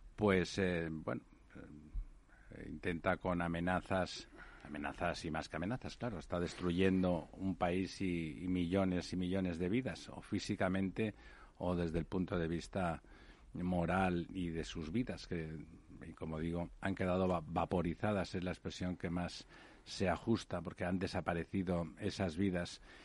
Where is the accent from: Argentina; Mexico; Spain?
Spain; como españoles vivimos en primera persona